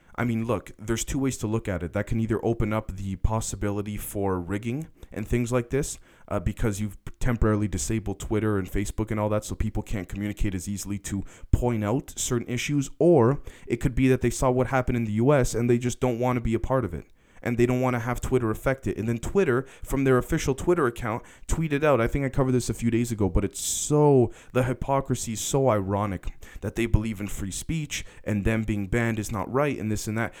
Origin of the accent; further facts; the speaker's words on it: Canada; also born or lived in United States; I'm, I'm Canadian, even though I spent a lot of time in the States